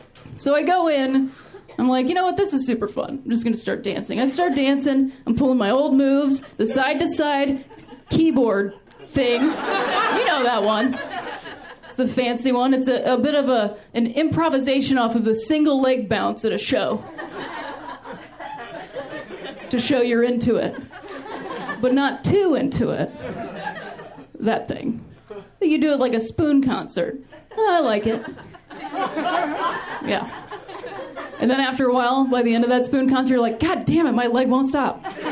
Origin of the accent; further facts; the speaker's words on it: Ohio, United States; I am from Ohio, I want to share that with you guys. What we do in that state, not a lot of people have been to Ohio, it's not a big tourism place.